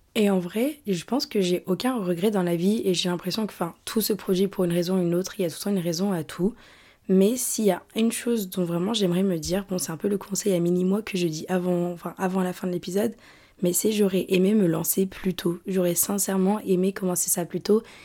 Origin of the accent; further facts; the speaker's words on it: France; moved away; La ville dont je viens, à l'échelle de la France